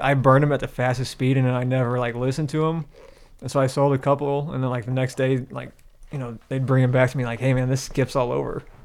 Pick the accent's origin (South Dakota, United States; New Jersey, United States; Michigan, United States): Michigan, United States; I'm from Michigan, so it's pop